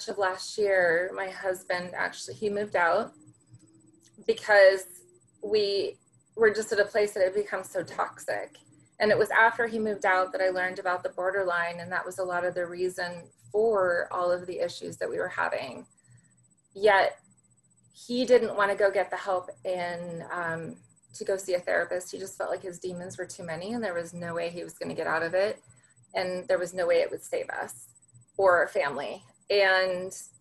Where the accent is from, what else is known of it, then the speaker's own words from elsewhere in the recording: Central California, United States; also born or lived in Santa Barbara, California / Orange County, California; I'm a California girl, born and raised in California. Started out in Central California